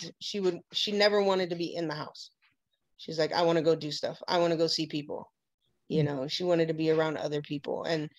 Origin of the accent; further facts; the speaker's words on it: Hawaii, United States; growing up in Hawaii